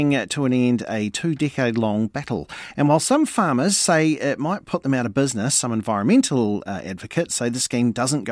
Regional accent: Central North Island, New Zealand; I grew up in Central North Island

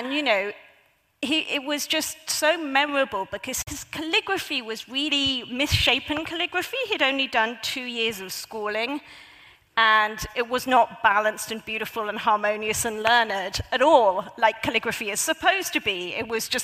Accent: Hong Kong; when I was growing up in Hong Kong, when I was a child

